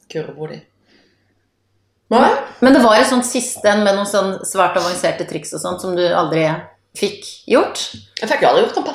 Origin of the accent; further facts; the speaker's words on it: Voss, Vestland, Norway; på min dialekt, så har jeg samme heimbygd som deg. Vi er nå i vår begges eh, heimbygd Voss.